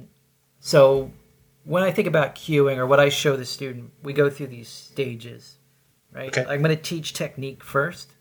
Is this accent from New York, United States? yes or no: no; Oklahoma, United States; accent: Okie; I was raised in Oklahoma, so I sometimes like distill things down into Okie speak.